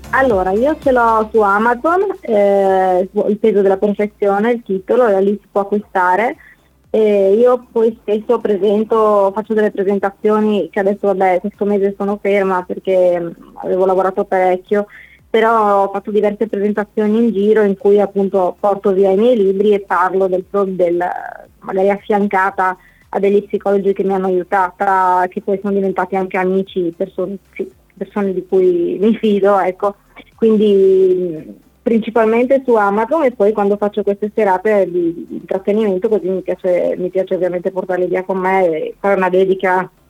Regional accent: Lestizza, Friuli-Venezia Giulia, Italy; also born or lived in Mortegliano; sono originaria del Galleriano di Lestizza, una mini frazione, però insomma siamo qua nella Bassa Friulana

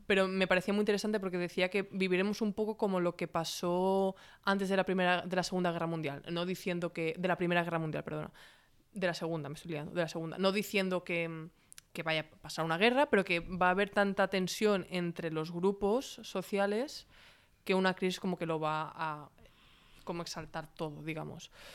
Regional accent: Catalonia, Spain; yo me considero ambos, catalana y, también española

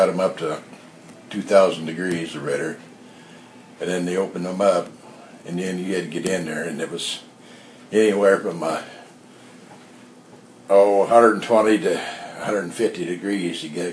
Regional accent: Redfield, Iowa, United States; I grew up in Redfield, Iowa

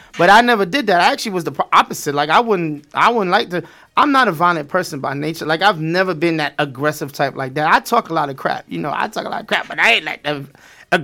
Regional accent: New York City, New York, United States; moved away; also born or lived in South Florida; Growing up in Brooklyn... East New York, Brownsville.

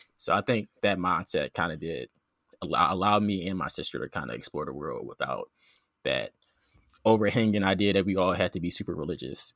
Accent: Philadelphia, Pennsylvania, United States; moved away as an adult; now in Georgia, United States; I grew up in South Philly, uh, spent most of my life in, in Philly until college

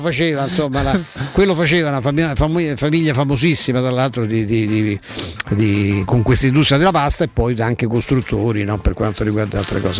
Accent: Rome, Lazio, Italy; ci so cresciuto all'Euro, perché andavo a scuola dai Santi Padri Gesuiti

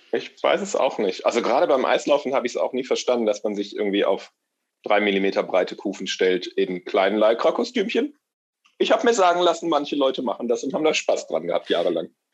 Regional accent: Rhineland, Germany; Aber eigentlich bin ich, glaube ich, einfach Rheinländer

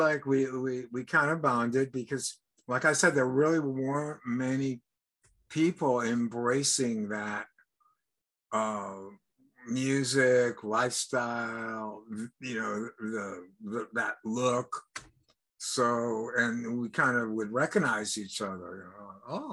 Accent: France; moved away; because I was born in Europe. And growing up, I didn't really hear a lot of American music.

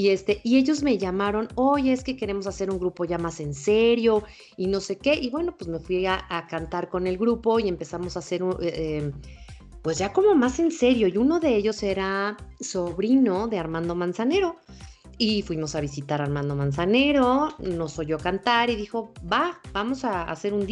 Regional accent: Cuernavaca, Morelos, Mexico; born there; yo nací, fíjate, por casualidad nací en Cuernavaca, Morelos. Eh, mi mamá es de la Ciudad de México, mi papá es de Guadalajara

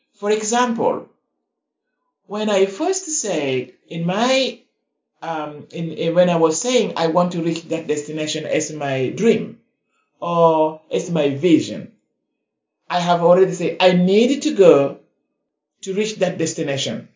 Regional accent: South Sudan; now in United States; I come originally from the Republic of South Sudan

